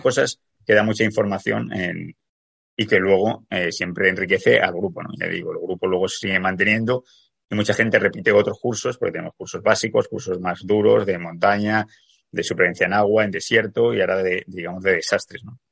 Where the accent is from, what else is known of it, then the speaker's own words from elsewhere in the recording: Zaragoza, Aragon, Spain; now in Canary Islands, Spain; yo soy de Zaragoza, aunque vivo en Canarias